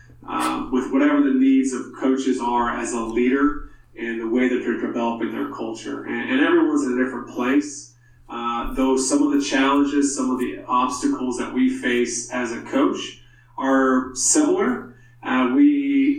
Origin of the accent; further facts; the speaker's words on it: South Carolina, United States; growing up in South Carolina and then playing at the University of South Carolina as a walk-on.